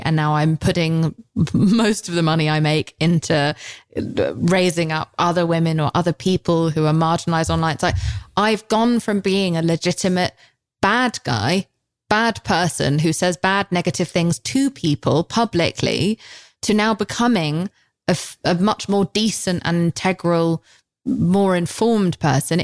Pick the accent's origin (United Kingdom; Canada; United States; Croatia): United Kingdom; I'm British